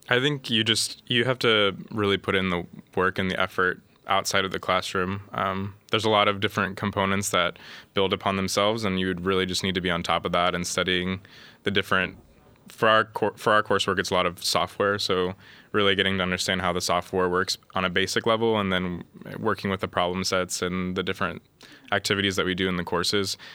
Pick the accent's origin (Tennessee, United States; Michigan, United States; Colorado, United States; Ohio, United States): Ohio, United States; Columbus; moved away as an adult; now in Linköping, Sweden; I'm originally from Columbus, Ohio, in the United States